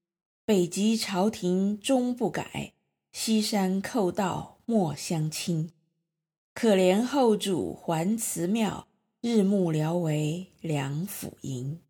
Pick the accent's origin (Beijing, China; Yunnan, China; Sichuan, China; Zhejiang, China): Sichuan, China; Hejiang County; 从成都合江亭起航，到我的家乡合江县分湄